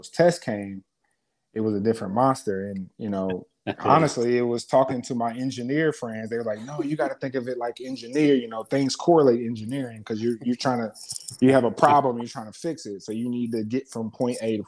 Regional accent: Columbus, Ohio, United States; moved away as an adult; also born or lived in Washington, D.C.; I'm born and raised in Columbus, Ohio

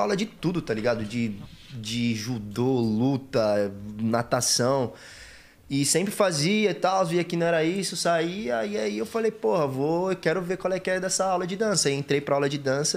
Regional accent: Suzano, São Paulo, Brazil; a gente foi nascido e criado lá em Suzano.

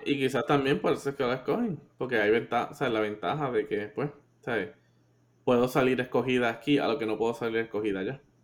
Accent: Puerto Rico; nosotros como, o sea, como puertorriqueños

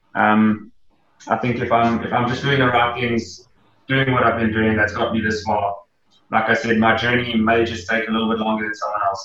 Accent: Gauteng, South Africa; moved away as an adult; now in Durban, South Africa; I grew up in Gauteng

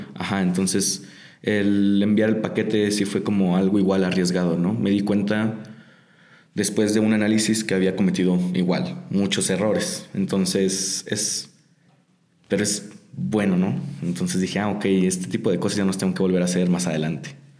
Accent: Tijuana, Baja California, Mexico; soy de Tijuana. Allá estoy viviendo

